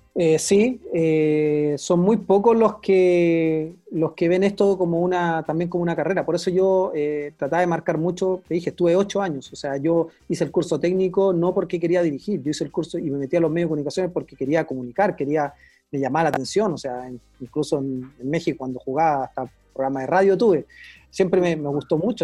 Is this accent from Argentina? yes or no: no; Chile